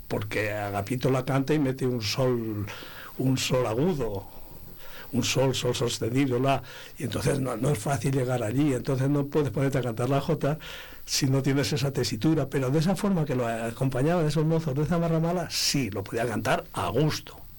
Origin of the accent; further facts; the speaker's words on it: Abades, Castile and León, Spain; mi pueblo, que es Abades